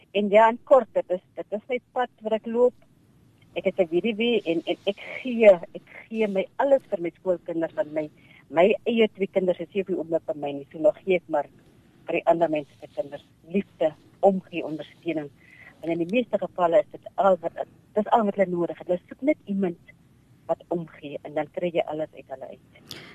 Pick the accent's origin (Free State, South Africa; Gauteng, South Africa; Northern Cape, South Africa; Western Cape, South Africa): Northern Cape, South Africa; Namaqualand; ek is gebore in Makwaland